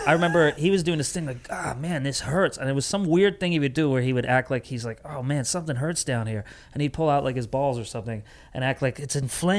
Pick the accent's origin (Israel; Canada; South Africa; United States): United States; Connecticut; I grew up in Connecticut, so, I mean, my parents weren't rich, but I had rich friends.